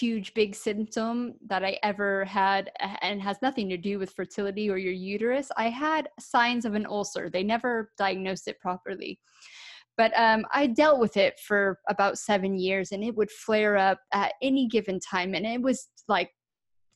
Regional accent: United States; moved away as an adult; also born or lived in United Kingdom; I'm originally from America, but I lived over in the UK for 14 years

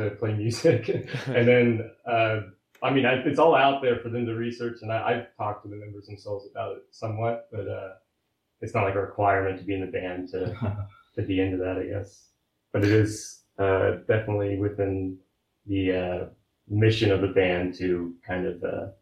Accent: Kansas City, United States; we're from Kansas City

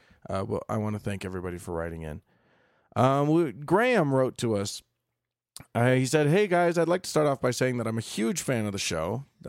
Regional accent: Bhutan; I'm from Bhutan, so that doesn't apply to me. None of the Geneva protections apply to me. I'm from a non-signatory country

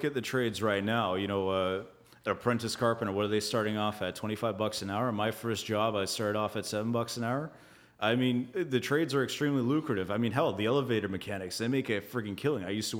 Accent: Canada; we're Canadian innovation, Canadian this, Canadian that.

